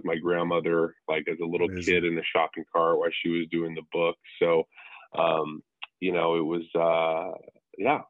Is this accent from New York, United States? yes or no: no; Tucson, Arizona, United States; also born or lived in San Diego, California / Southern California; I was born in Tucson, Arizona, the desert